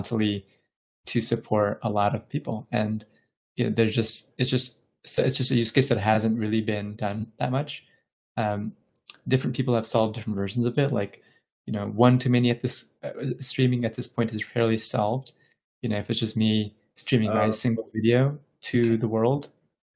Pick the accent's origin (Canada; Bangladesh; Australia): Bangladesh; I was born in Bangladesh